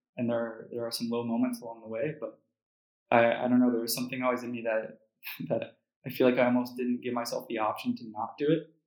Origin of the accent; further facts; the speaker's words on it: United States; being American